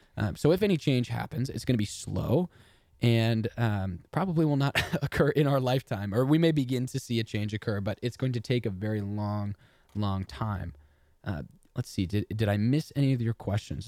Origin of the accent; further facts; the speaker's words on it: Texas, United States; I'm from Texas and we pronounce everything wrong